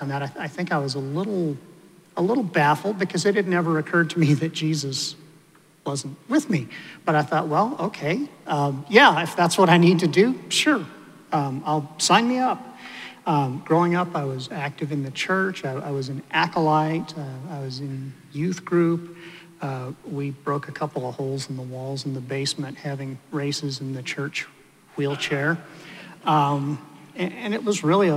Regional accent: Denver, Colorado, United States; I grew up in Denver. I was raised in a liberal Methodist church

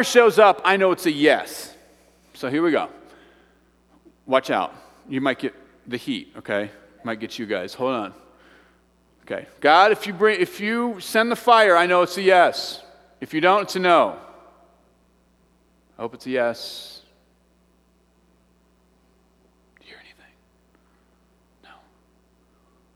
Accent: Midwest, United States; now in Evergreen, United States; I'm from the Midwest and the farm fields

